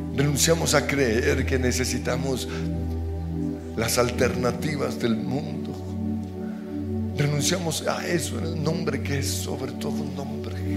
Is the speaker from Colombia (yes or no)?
yes; Colombia